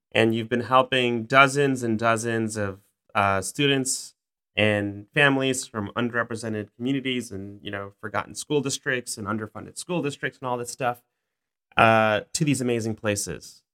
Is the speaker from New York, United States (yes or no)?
yes; New York City, New York, United States; I grew up in South Ozone Park